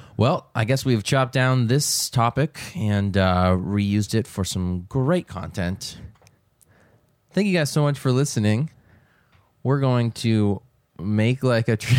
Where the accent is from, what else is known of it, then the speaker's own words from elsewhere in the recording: New England, United States; now in Texas, United States; I grew up in New England